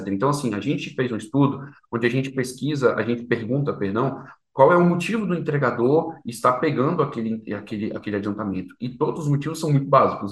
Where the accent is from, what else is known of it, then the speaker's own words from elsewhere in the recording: Brasília, Federal District, Brazil; E sou de Brasília, natural de Brasília, meu pai é carioca, minha mãe é paulista